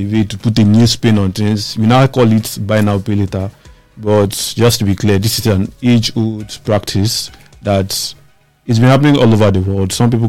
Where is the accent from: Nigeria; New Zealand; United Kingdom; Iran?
Nigeria; So as a Nigerian, you probably had your parents send you to go buy stuff at a vendor close to the house